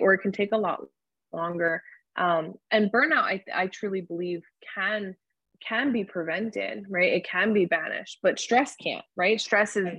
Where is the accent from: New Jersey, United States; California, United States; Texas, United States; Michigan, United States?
New Jersey, United States; I'm back at home where I, I'm from New Jersey